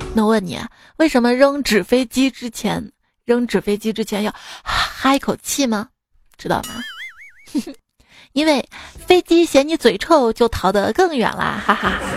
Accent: Shaanxi, China; 我们陕西人， 就是特别能蹲

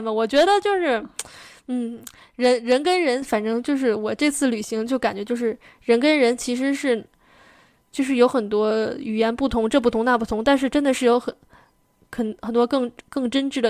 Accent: Xinjiang, China; 确的认为我就是新疆人。

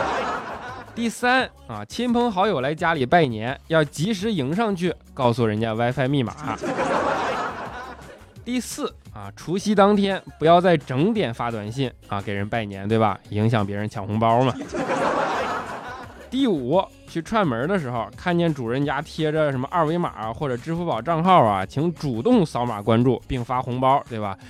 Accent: Northeast China, China; accent: Northeastern (Dongbei); 我这东北口音实在是太带感了

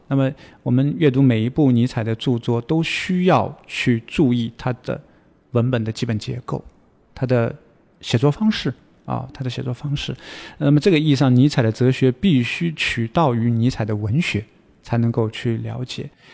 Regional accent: China; 我们中国人

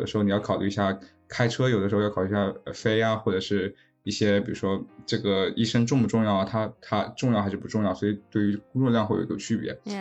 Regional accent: China; now in United States; 对于我一个是在美国工作的中国人

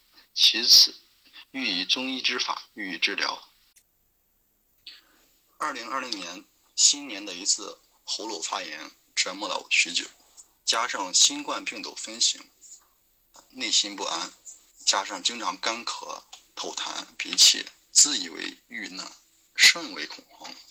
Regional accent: Xi'an, Shaanxi, China; ，今年二十四岁。

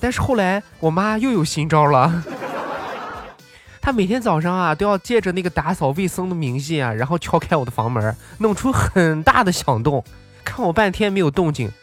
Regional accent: Xinjiang, China; moved away; 没有回到我的老家新疆啊

